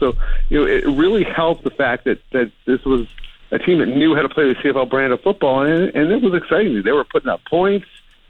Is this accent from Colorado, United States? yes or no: no; Baltimore, Maryland, United States; I grew up here in Baltimore